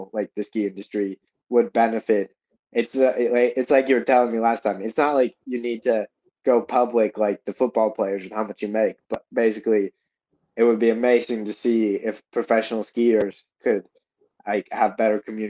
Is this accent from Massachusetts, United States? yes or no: yes; Boston, Massachusetts, United States; I grew up outside of Boston in a suburb